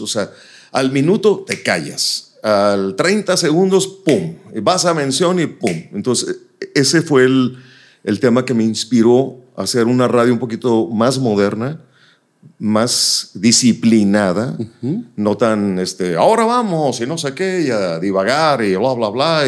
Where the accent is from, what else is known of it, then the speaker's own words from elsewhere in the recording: Nuevo Laredo, Tamaulipas, Mexico; now in Monterrey, Mexico; Yo nací en Nuevo Laredo, me trasladaba a Laredo, Texas